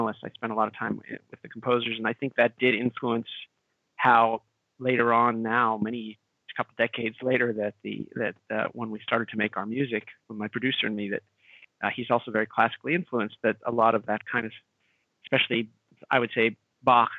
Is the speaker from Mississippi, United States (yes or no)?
no; Pittsburgh, Pennsylvania, United States; I was born in Pittsburgh, Pennsylvania